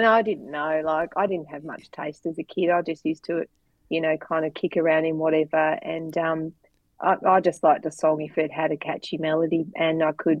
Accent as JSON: {"language": "English", "town": "Devonport", "region": "Tasmania", "country": "Australia", "also_born_or_lived": "Hobart", "said": "I was from Devonport."}